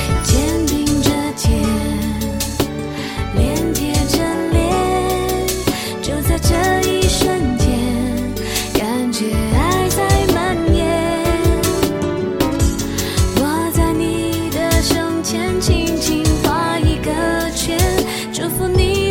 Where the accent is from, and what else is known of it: Hohhot, Inner Mongolia, China